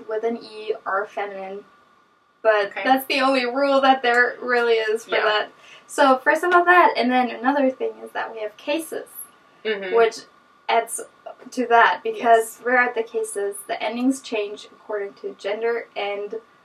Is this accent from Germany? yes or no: yes; between Hanover and Berlin, Northern Germany, Germany; first language German; English is a second language; moved away as an adult; now in United States; It's in the north of Germany, like an hour and a half south from Berlin, which is in between kind of Hanover and Berlin